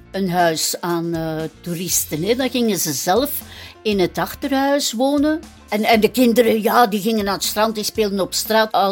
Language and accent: Dutch; Middelkerke, Flanders, Belgium; moved away as an adult; also born or lived in Brussels; Ik ben eigenlijk geboren in Middelkerken, maar in 1974 ben ik in Brussel gaan wonen